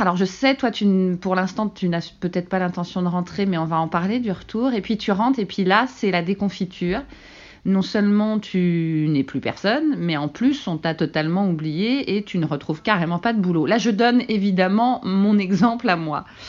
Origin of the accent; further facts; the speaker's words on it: France; now in Canada; en tant que Français